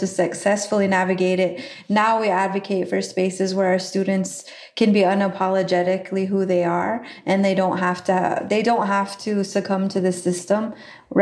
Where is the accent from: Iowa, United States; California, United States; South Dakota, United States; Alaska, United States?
South Dakota, United States; Rocky Ford; I grew up on the Pine Ridge Indian Reservation in a small community called Rocky Ford.